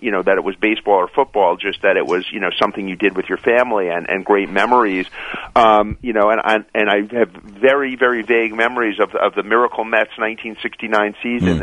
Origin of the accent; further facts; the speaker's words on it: New York City, New York, United States; I grew up in Queens, in New York